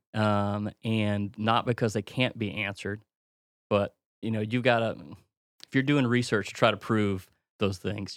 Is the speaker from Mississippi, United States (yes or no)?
yes; Mississippi, United States; moved away; a simple man from Mississippi